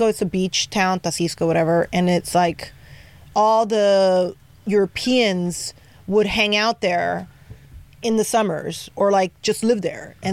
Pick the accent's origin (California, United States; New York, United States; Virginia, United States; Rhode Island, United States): California, United States; Paramount, South Gate, Mid City; I grew up in different hoods. I grew up in Paramount. I grew up in Southgate. I Damn. grew up in uh, Mid City.